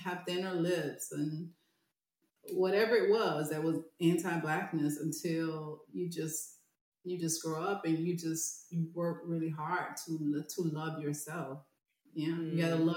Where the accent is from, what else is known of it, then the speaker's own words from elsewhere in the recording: the South, United States; I was growing up in the South